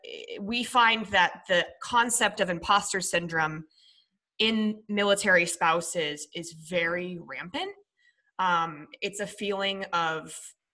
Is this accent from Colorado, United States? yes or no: yes; Colorado, United States; moved away as an adult; also born or lived in Minnesota / Greeley, Colorado / Denver, Colorado; now in San Diego, United States; I was born in Minnesota. I moved to Colorado when I was 10